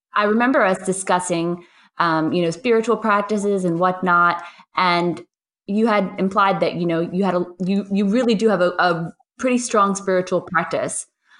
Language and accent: English; New York, United States; now in Paris, France; I'm the New Yorker in Paris